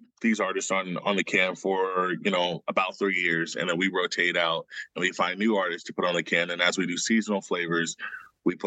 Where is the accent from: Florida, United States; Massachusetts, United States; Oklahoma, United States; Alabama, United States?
Oklahoma, United States; growing up in Oklahoma as a Black artist